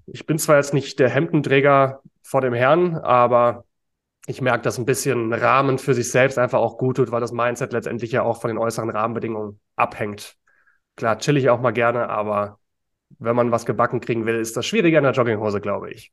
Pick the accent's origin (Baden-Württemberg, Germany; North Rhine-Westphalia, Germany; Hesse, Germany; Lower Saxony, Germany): Hesse, Germany; Frankfurt area; now in Berlin, Germany; ich komme ja aus der Gegend von Frankfurt, also Eintracht Frankfurt als Kind